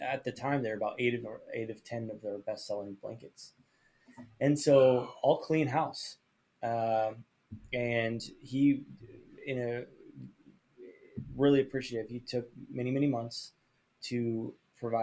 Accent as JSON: {"language": "English", "town": "Coos Bay", "region": "Oregon", "country": "United States", "tie": "born or raised there", "said": "I grew up in Coos Bay, Oregon, and there's a little coastal town in Oregon"}